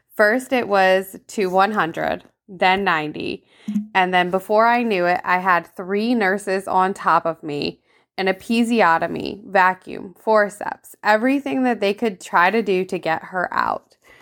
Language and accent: English; Vermont, United States; moved away; I grew up in Vermont